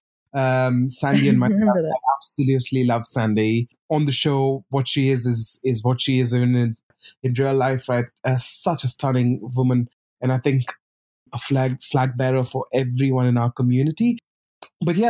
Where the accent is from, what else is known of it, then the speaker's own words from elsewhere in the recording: Bangalore, Karnataka, India; also born or lived in Pondicherry, India; now in London, United Kingdom; brought up in Bangalore, now called Bengaluru